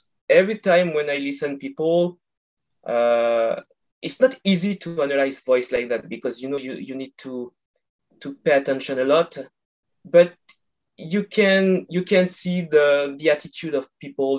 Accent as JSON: {"language": "English", "country": "France", "accent": "French", "second_language": "English", "moved": "as an adult", "lives_now": "Canada", "said": "I'm from France, and I moved 2 years ago to Canada"}